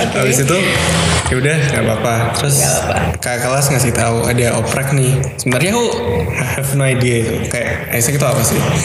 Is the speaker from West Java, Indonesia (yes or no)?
no; Surabaya, East Java, Indonesia; aku orang Surabaya